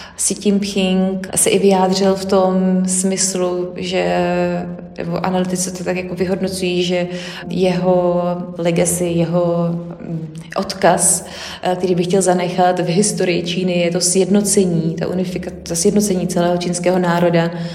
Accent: Czechia; u nás v Čechách

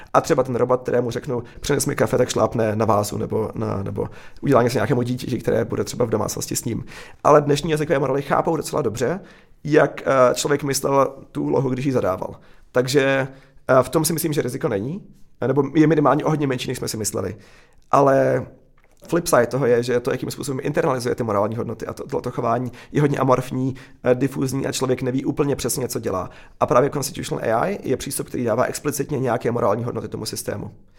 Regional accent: Czechia; moved away; also born or lived in Silicon Valley, United States; jako Čech, eh, se silným, eh, vztahem k Česku

